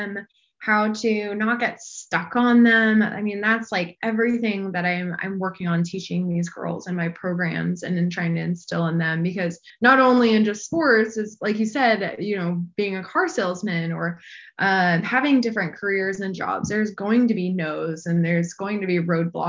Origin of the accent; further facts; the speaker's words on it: Arizona, United States; moved away as an adult; I'm from Arizona.